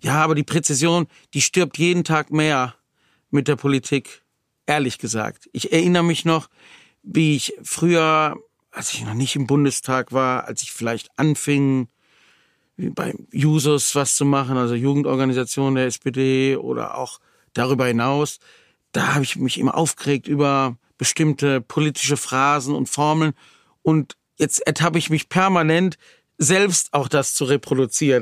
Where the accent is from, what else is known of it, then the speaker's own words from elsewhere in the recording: Wuppertal, North Rhine-Westphalia, Germany; Ich komme aus Wuppertal, bin da auch geboren, lebe